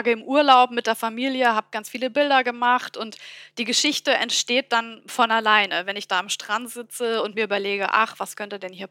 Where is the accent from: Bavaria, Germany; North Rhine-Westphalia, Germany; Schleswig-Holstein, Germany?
Bavaria, Germany; accent: Bavarian; Ich bin ja gebürtige Fränkin, auch wenn man es nicht hört. Und äh, bin eben auch mit Bayerisch aufgewachsen.